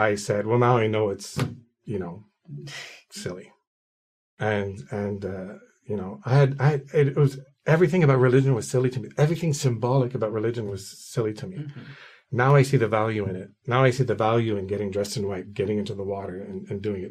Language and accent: English; Quebec City, Quebec, Canada; moved away as an adult; also born or lived in Ottawa / Gatineau; I was born and raised in Quebec City, the French part of town.